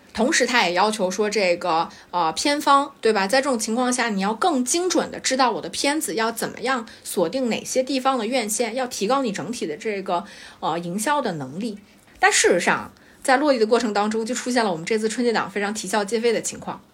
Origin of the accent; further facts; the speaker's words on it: China; 我们中国人脑子太灵活了